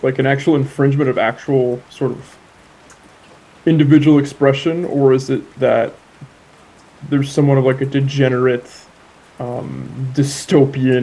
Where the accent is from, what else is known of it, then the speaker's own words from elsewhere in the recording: Bay Area, California, United States; I'm from the Bay Area, and I've heard people talk about Bay Area slang, and they'll bring up words that I haven't even heard of them